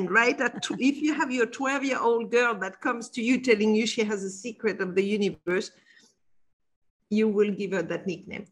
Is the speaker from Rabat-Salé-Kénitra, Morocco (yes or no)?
no; Casablanca, Casablanca-Settat, Morocco; moved away; when I was 12 years old, I was brought up in Casablanca, Morocco